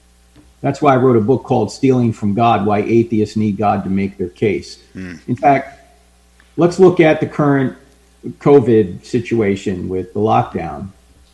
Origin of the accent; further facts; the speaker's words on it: New Jersey, United States; moved away; I grew up near New York. I grew up in New Jersey.